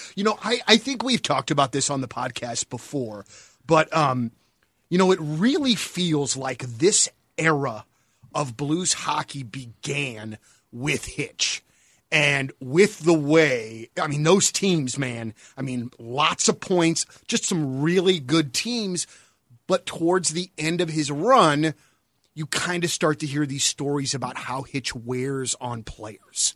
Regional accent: United States; I am American

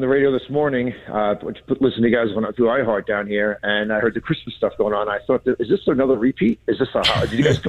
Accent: New York, United States; now in Newport, United States; I was originally from New York. I was up there for the holidays.

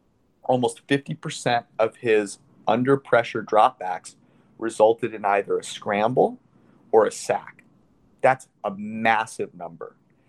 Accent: Menlo Park, California, United States; I'm a Niners fan. I grew up in Menlo Park.

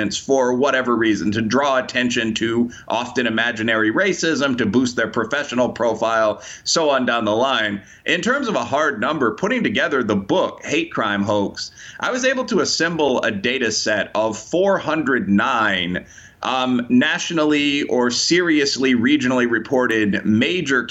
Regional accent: Chicago, Illinois, United States; I'm from the Windy myself

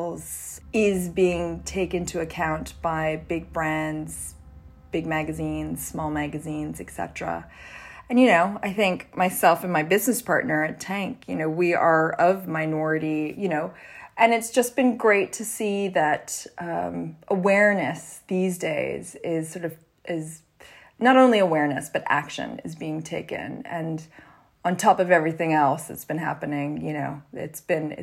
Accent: Canada; I grew up in Canada.

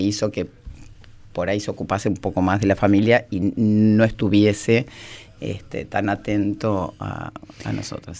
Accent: Argentina; also born or lived in Spain; Después se fueron a España, yo nací en España. Y bueno, después se vinieron a la Argentina

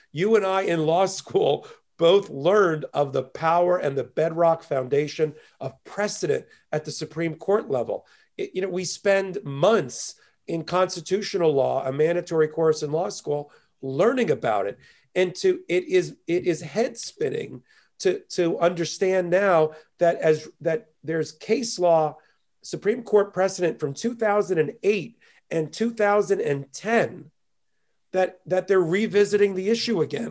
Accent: near Asbury Park, New Jersey, United States; born or raised there; moved away as an adult; also born or lived in Miami, Florida; now in New York, United States

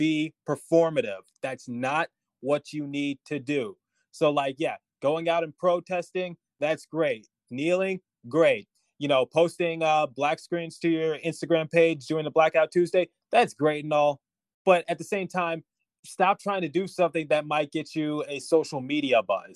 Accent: United States; we're all American

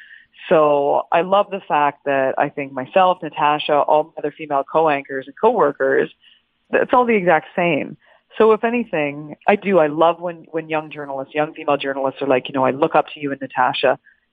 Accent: Canada; I being a Canadian and growing up, like my dad's a diehard CFL fan.

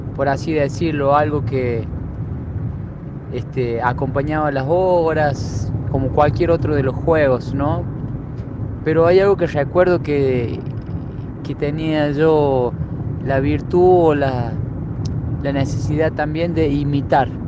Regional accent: Villa Dolores, Córdoba, Argentina; moved away as an adult; now in Córdoba, Argentina; Yo soy del oeste cordobés, allí en el límite con San Luis y desde la, Pampa, de Pocho, el límite con La Rioja, ahí atrás de la sierra

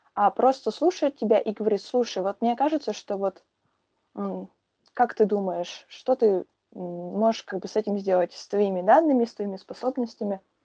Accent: Perm, Perm Krai, Russia; я девочка из Перми

